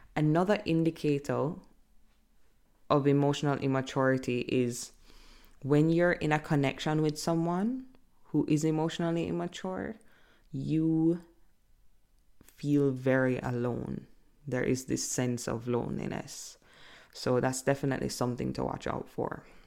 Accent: Jamaica; I'm from Jamaica

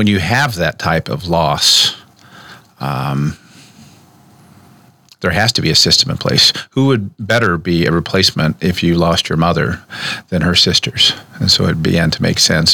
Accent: United States; also born or lived in Oklahoma / Nebraska; I grew up between here in Nebraska and down in Cherokee country in Oklahoma, two tribes, Omahas and Cherokees

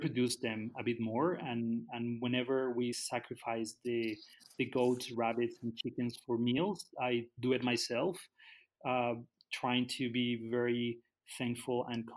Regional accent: Guadalajara, Jalisco, Mexico; moved away as an adult; also born or lived in Canada; now in Tala, Mexico; I grew up in the city, so I grew up in Guadalajara. When I was 20, I moved to Canada

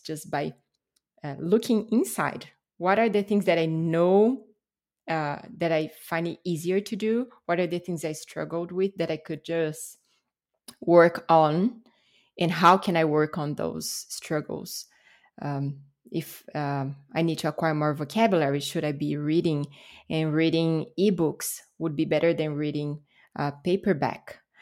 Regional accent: Brasília, Federal District, Brazil; English is a second language; moved away; I was born and raised in Brasília, which is the capital of Brazil

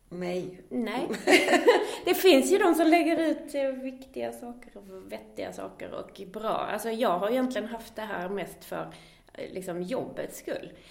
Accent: Skåne, Sweden; accent: Scanian; som jag har bott i Göteborgstrakten, eller utanför Skåne i alla fall, så har jag ju tappat lite av min dialekt.

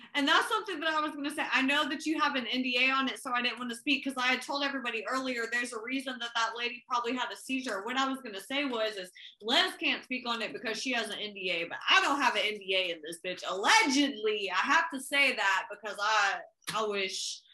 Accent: Oklahoma City, Oklahoma, United States; also born or lived in Tulsa, Oklahoma

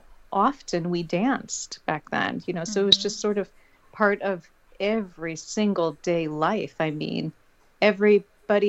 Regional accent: Crown Point, Indiana, United States; moved away as an adult; now in Washington, D.C. area, United States; originally, I was from Northwest Indiana, born and raised in Crown Point, Maryville area, about 40 minutes outside of Chicago in that area.

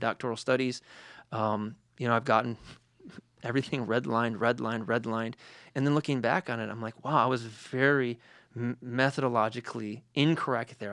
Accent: Detroit, Michigan, United States; I'm from Detroit

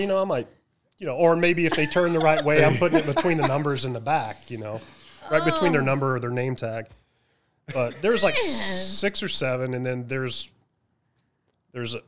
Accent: United States

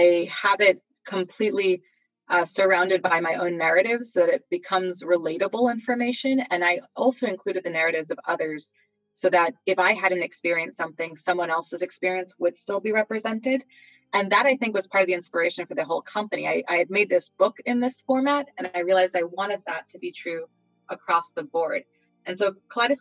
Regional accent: New York, United States; I am from New York, born and bred, but that my background is as a Puerto Rican, right? My ancestry.

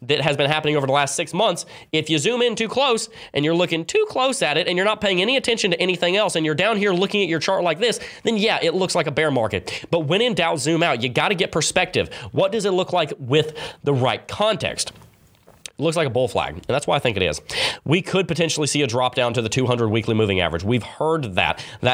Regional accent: the South, United States; accent: southern; My southern accent comes out sometimes.

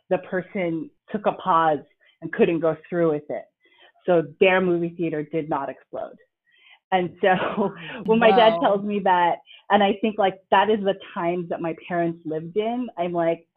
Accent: United States; my parents are from the Philippines, and I was born in the States

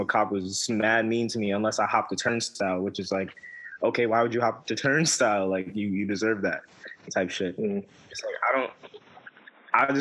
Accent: New York City, New York, United States; I'm from Brooklyn, and the streets that I live on have the two names

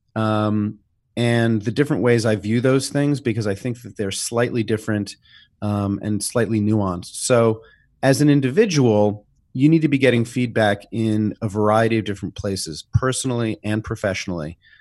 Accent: New York City, New York, United States; growing up in New York City, uh, in the seventies and the eighties

